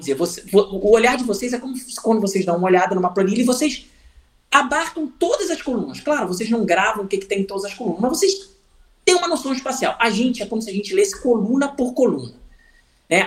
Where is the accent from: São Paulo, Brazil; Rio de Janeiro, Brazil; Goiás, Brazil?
Rio de Janeiro, Brazil; a cidade onde eu nasci, o Rio de Janeiro